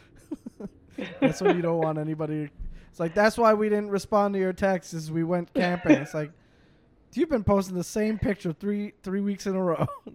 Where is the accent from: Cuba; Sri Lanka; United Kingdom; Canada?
Canada; I'm the Canadian on the podcast